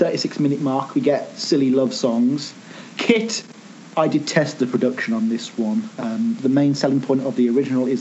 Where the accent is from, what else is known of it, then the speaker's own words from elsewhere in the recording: United Kingdom; as a Brit